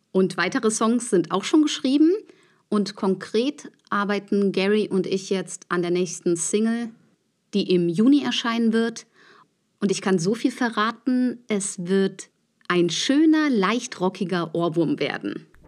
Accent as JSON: {"language": "German", "town": "Neunkirchen", "region": "Saarland", "country": "Germany", "tie": "born or raised there", "moved": "yes", "lives_now": "Berlin, Germany", "said": "meine Kindheit und Jugendzeit habe ich in der Stadtkapelle Neunkirchen verbracht"}